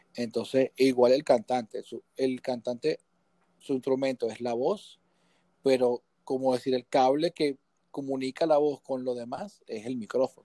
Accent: Guatire, Miranda, Venezuela; born or raised there; also born or lived in Caracas

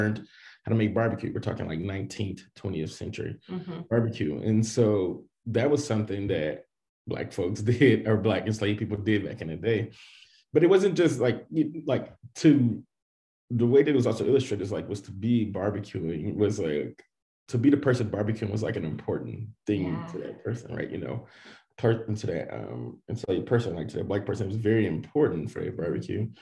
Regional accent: Dallas, Texas, United States; moved away as an adult; also born or lived in College Station, Texas; Born in College Station, Texas. So everybody asks, that's where Texas A&M is, but we lived out in the country, up in the area. And so I was born and raised in Texas, grew up in Dallas

